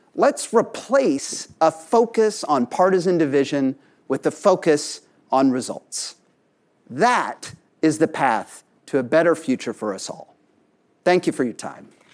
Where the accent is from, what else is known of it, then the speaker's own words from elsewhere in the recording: Tulsa, Oklahoma, United States; my hometown, Tulsa, Oklahoma